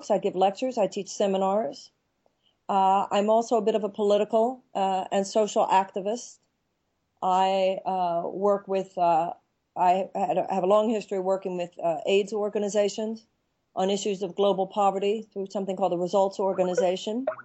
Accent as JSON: {"language": "English", "country": "United States", "said": "well, I'm an American woman and I write books."}